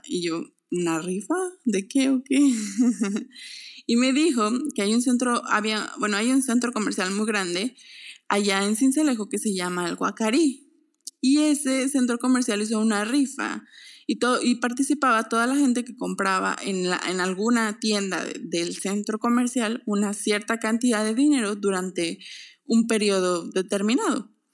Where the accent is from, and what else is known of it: Mexico; moved away as an adult